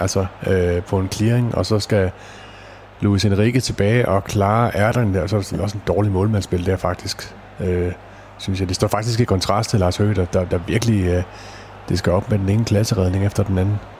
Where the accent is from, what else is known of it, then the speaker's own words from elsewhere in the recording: Odense, Southern Denmark, Denmark; Jeg er jo selv odenseaner